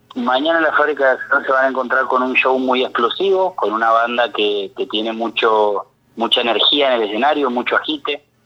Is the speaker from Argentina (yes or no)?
yes; Greater Mendoza, Argentina; Nosotros somos de Mendoza Capital